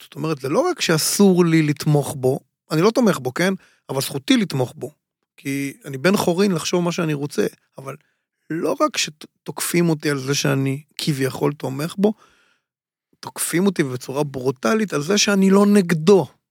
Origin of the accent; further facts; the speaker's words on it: Tel Aviv, Tel Aviv District, Israel; מסוג האנשים שמתפללים בבית כנסת בשכונת שפירא, איפה שגדלתי